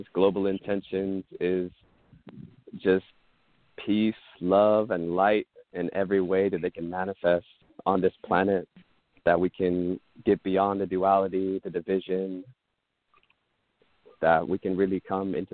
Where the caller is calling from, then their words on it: Hawaii, United States; I'm calling in from Hawaii